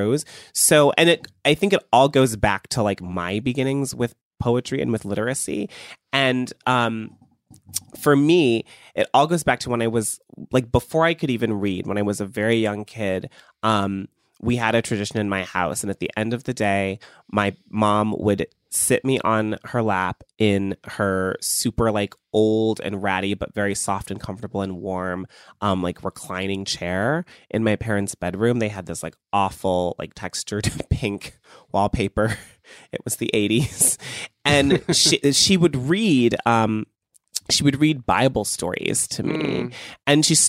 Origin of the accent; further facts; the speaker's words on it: Cleveland, Ohio, United States; I was growing up in Cleveland